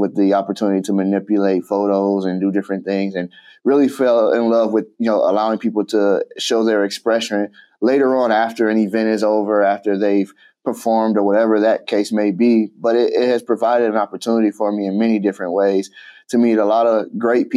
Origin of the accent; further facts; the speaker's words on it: Chicago, Illinois, United States; I grew up in Chicago